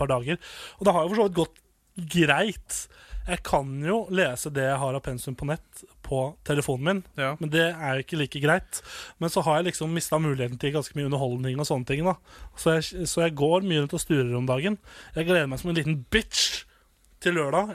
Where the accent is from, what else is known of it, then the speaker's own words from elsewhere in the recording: Nittedal, Akershus, Norway; moved away as an adult; now in Volda, Norway; Hvis jeg hadde vært hjemme i Nittedal